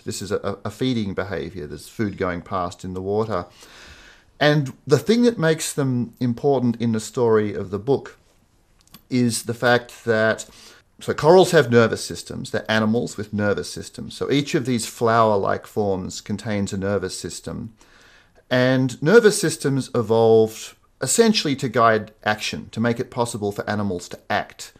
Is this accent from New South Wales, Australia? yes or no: yes; Sydney, New South Wales, Australia; I grew up in Sydney